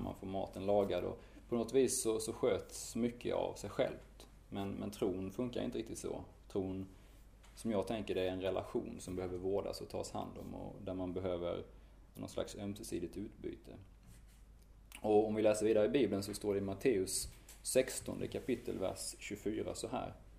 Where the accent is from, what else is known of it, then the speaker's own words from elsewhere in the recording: Strömsnäsbruk, Kronoberg County, Sweden; also born or lived in Sri Lanka / Lund; now in Malmö, Sweden; jag är uppvuxen i Strömsnäs bruk. Det ligger en bit norr om, om Örkelljunga.